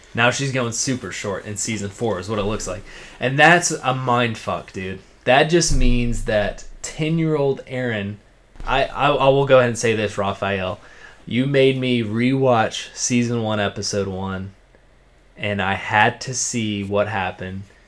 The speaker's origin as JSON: {"language": "English", "region": "Georgia", "country": "United States", "said": "I'm from Georgia, folks. I'm pretty country"}